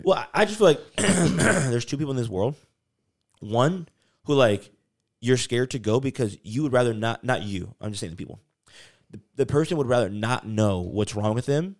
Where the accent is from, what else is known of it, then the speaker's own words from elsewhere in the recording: North Carolina, United States; I grew up in, like, North Carolina